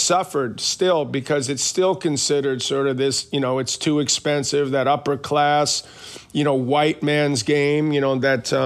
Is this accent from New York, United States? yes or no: yes; New York City, New York, United States; I grew up in Queens.